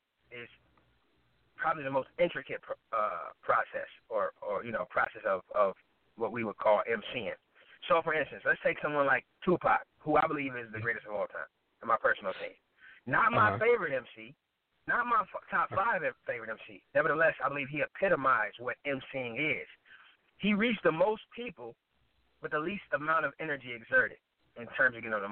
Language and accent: English; Minnesota, United States; also born or lived in Chicago, Illinois; But I came from Chicago, Illinois. I came up here in Minnesota. I'm currently in Minnesota where I reside. I came up here in, I want to say, 89. And I've been here ever since. So 7 years in Chicago, now I'm 36.